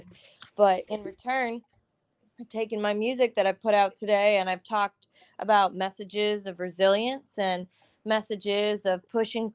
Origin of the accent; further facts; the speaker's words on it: Derry, New Hampshire, United States; also born or lived in Westchester County, New York; So I was born in New York, Westchester County, like right outside the city, right next to the house. And around 10 years old, I moved up to Derry, New Hampshire.